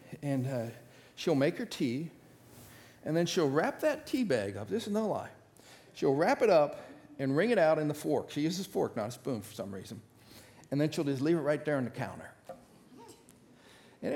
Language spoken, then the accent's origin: English; Northeast Ohio, United States; I grew up in Northeast Ohio